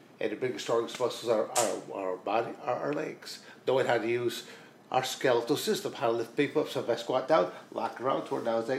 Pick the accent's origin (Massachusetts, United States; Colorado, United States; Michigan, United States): Michigan, United States; Montrose; moved away as an adult; also born or lived in Coldwater, Michigan; Montrose, Michigan is where, I mean, I grew up on a farm